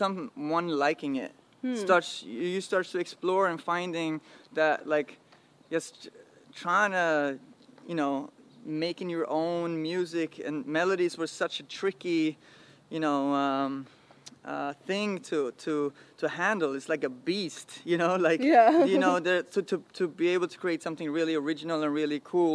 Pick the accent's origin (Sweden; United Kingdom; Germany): Sweden; we're being from Sweden